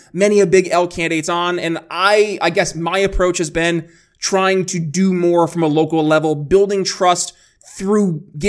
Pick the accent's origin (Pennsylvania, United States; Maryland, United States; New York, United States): Pennsylvania, United States; Philadelphia; now in Indiana, United States; I'm coming again from Philadelphia, PA, and now I'm living in Indiana